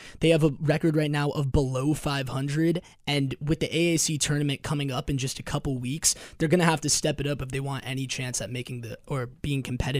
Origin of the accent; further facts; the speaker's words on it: Los Angeles, California, United States; moved away; so I'm from Los Angeles, where volleyball is very big